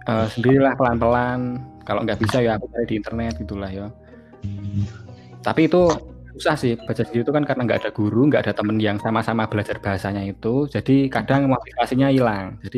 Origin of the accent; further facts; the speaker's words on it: Magelang, Central Java, Indonesia; Soalnya kan di Magelang sendiri kan aku dari Magelang ya. Nah di Magelang sendiri itu nggak ada les lesan bahasa Jerman ya tau.